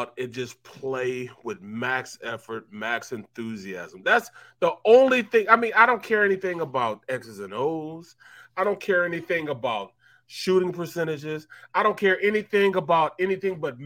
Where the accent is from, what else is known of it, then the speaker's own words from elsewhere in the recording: St. Louis, Missouri, United States; I'm from St. Louis